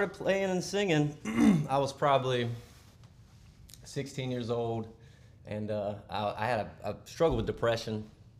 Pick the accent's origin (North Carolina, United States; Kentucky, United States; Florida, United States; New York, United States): North Carolina, United States; Shelby; also born or lived in Polkville; I was born in Polkville, raised in Shelby, a long-legged guitar-picking man.